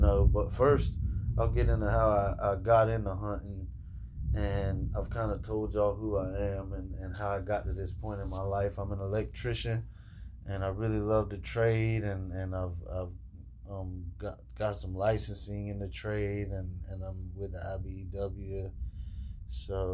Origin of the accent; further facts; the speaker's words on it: Jacksonville, Florida, United States; I'm from Jacksonville, Florida, and I grew up fishing